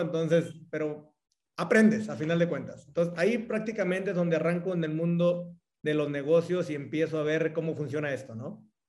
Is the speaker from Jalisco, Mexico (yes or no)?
yes; Cihuatlán, Jalisco, Mexico; moved away as an adult; now in Querétaro, Mexico; Soy de Jalisco, eh, de un pueblo que se llama Cihuatlán, Jalisco